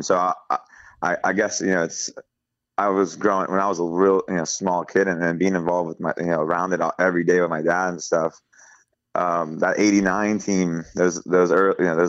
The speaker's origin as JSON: {"language": "English", "town": "Key West", "region": "Florida", "country": "United States", "tie": "born or raised there", "said": "when I was a little kid growing up in Key West"}